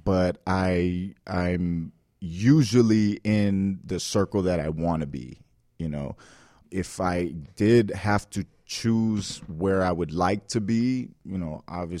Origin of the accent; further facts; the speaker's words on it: Miami, Florida, United States; I grew up here in Miami my whole life